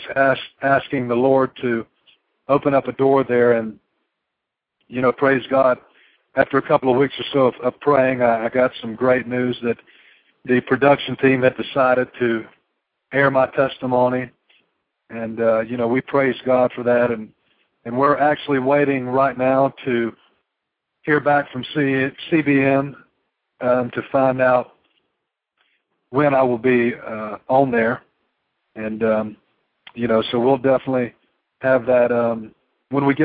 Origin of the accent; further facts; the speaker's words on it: Georgia, United States; I was born and raised in Georgia, and, you know, I'm still living in Georgia to this day